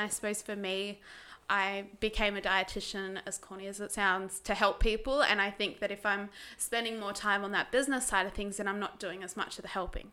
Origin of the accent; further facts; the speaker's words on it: Tasmania, Australia; I grew up in Tassie. Good old little Tassie.